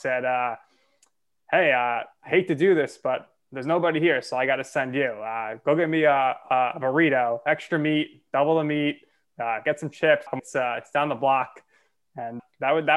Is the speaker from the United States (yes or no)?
yes; New York City, New York, United States; We're from Staten Island, New York